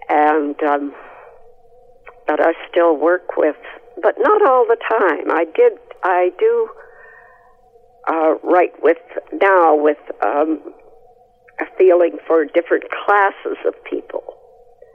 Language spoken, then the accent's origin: English; Canada; when I was young, I never knew anybody who wasn't a Canadian